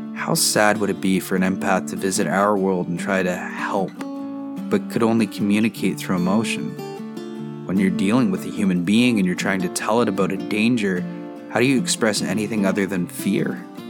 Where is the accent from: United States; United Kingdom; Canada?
Canada; As a Canadian with maple syrup running through my veins